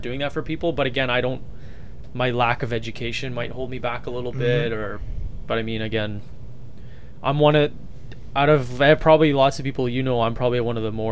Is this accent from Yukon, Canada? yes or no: no; Winnipeg, Manitoba, Canada; I'm from Winnipeg too